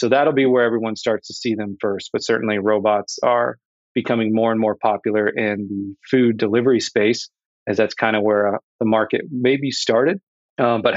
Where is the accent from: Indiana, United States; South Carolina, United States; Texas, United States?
Indiana, United States; Indianapolis; I am from Indianapolis, born and raised